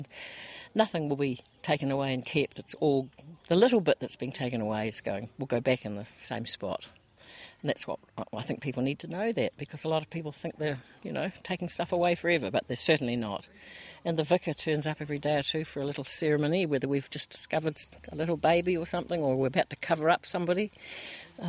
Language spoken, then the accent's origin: English; Milton, Otago, New Zealand; I was born in Milton